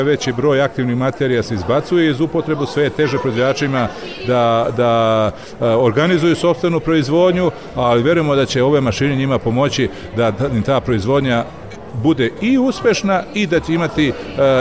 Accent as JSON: {"language": "Croatian", "country": "Serbia"}